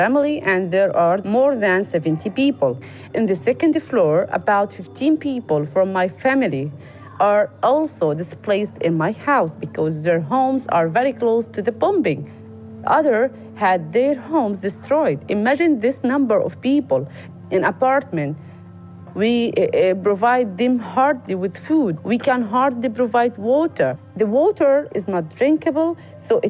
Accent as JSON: {"language": "English", "region": "Gaza Strip", "country": "Palestine", "tie": "born or raised there", "said": "a Palestinian journalist, mother of two kids, two most beautiful children, Maryam, 7 years old, and Waj, 4 years old. I was born and live in Gaza Strip."}